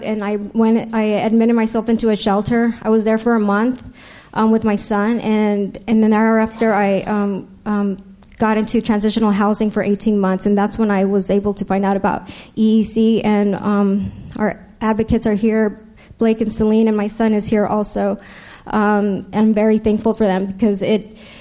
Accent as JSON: {"language": "English", "town": "San Diego", "region": "California", "country": "United States", "tie": "born or raised there", "also_born_or_lived": "Los Angeles / New York", "said": "I was raised right here in San Diego."}